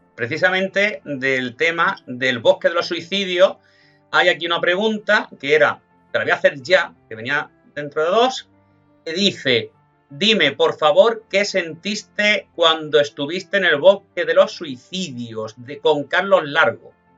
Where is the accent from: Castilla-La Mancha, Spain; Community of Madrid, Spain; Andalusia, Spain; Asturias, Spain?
Castilla-La Mancha, Spain; Almagro; soy manchego, soy de Almagro